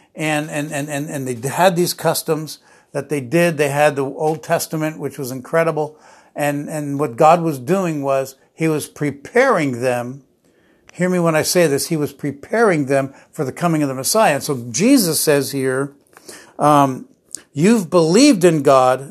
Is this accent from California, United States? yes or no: no; New Jersey, United States; I grew up in New Jersey